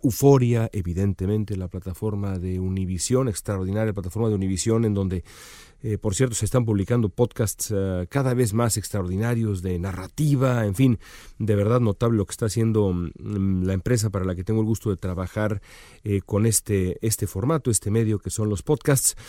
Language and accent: Spanish; Mexico City, Mexico; moved away as an adult; now in Los Angeles, United States; las calles en donde crecí, porque pues como muchos de ustedes que me escuchan allá, las calles eh, dañadas de la Roma, de la, la Condesa